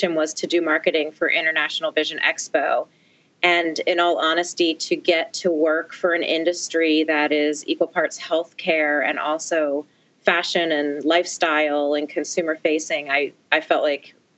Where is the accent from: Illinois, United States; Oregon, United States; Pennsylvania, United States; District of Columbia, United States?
Pennsylvania, United States; outside of Philadelphia; moved away as an adult; also born or lived in Maryland / Washington, D.C.; I grew up outside of Philadelphia